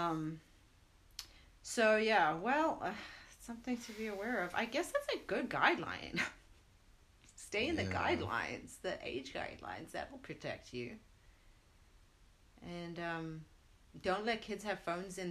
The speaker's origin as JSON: {"language": "English", "country": "South Africa", "tie": "born or raised there", "moved": "yes", "lives_now": "United States", "said": "growing up in South Africa"}